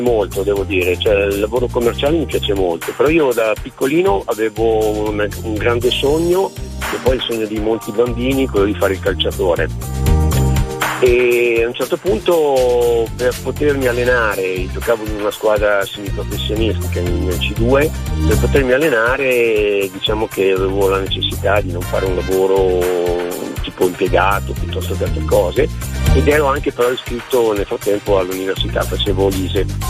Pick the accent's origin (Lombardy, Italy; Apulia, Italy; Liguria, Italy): Lombardy, Italy; Milan; in questo momento mi trovo a Fidenza, mm-hmm. ma io sono di Milano, sono in giro per lavoro